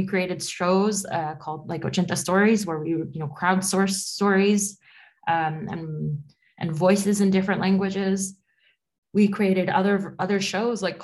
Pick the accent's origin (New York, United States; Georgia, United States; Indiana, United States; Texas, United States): New York, United States; New York City; born or raised there; first language Spanish; English is a second language; moved away as an adult; now in Paris, France